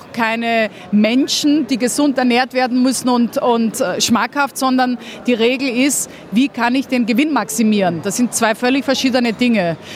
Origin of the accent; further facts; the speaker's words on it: Vienna, Austria; Und deswegen hat man als richtiger Wiener eine besondere Vorliebe für gutes Essen.